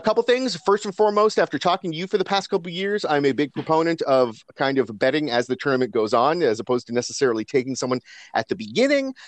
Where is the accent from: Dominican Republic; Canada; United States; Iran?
Canada; as Canadian guys